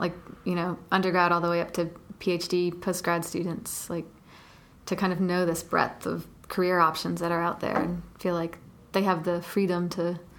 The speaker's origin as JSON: {"language": "English", "town": "Atlanta", "region": "Georgia", "country": "United States", "tie": "born or raised there", "said": "I grew up in Atlanta."}